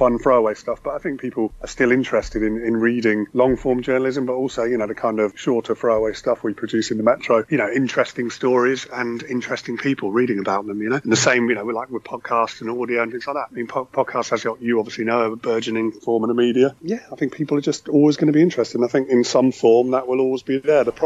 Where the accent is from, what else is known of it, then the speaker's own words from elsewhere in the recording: Aldbourne, South West England, United Kingdom; moved away as an adult; now in London, United Kingdom; I'm originally from Wiltshire. I'm from Aldbourne, I grew up in, just outside Swindon.